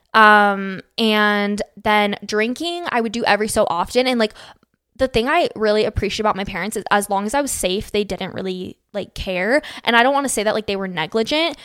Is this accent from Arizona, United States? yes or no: yes; Phoenix, Arizona, United States; moved away as an adult; now in Utah, United States; I was born and raised in Phoenix, Arizona, lived there from till I was eighteen